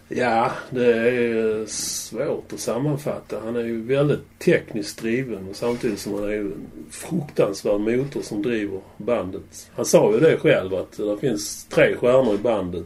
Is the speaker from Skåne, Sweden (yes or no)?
yes; Malmö, Skåne, Sweden; jag var ju uppvuxen i Limhamn